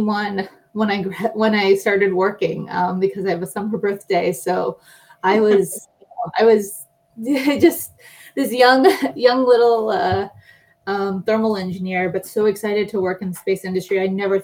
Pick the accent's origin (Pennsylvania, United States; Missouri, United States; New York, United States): Pennsylvania, United States; Pittsburgh; now in California, United States; I grew up in Pittsburgh, Pennsylvania. So I'm an East Coast transplant out here to California.